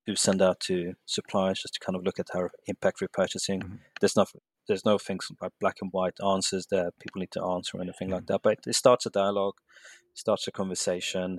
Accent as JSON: {"language": "English", "country": "Sweden", "tie": "born or raised there", "moved": "as an adult", "lives_now": "London, United Kingdom", "said": "I'm in London at the moment, and but I'm actually born and raised in Sweden"}